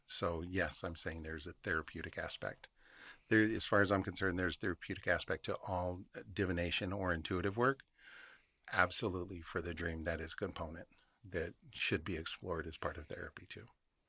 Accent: Phoenix, Arizona, United States; I grew up out on the West Side. The Estrellas are a hot spot. You cannot not have seen something. I'm from the Valley. I miss the Phoenix lights.

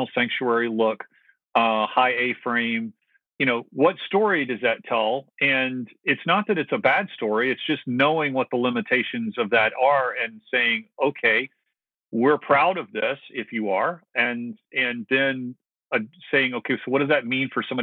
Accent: the South, United States; I grew up in the South

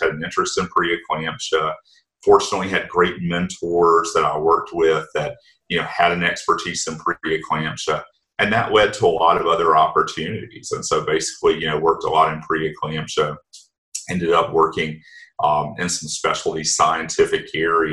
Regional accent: Anderson County, South Carolina, United States; where I grew up in Anderson County and Anderson Area Medical Center

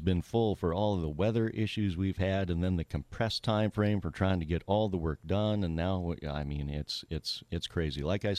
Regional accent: Wolford, North Dakota, United States; up around my home country, around Wolford, North Dakota, is just a couple of weeks ago, they were really begging for rain

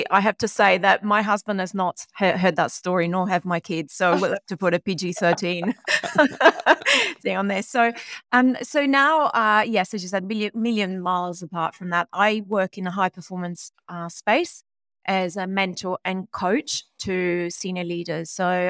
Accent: Rome, Lazio, Italy; born there; English is a second language; moved away; So I was born in Rome, Italy, a long time ago, although I moved away, lived in many different countries.

